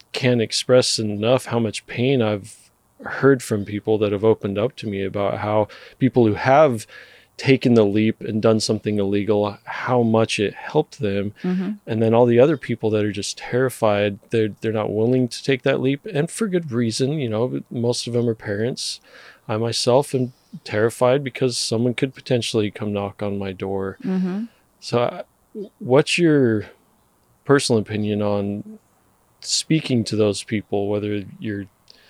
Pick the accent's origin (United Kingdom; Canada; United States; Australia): United States; Texas; I'm from Texas